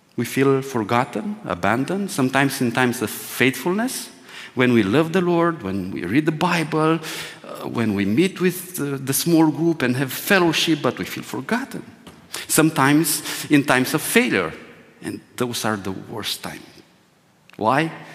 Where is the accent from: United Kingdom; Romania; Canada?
Romania; English is a second language; my first Romanian uh, English sermon will sound like. By the way, this is the second time I preach in English language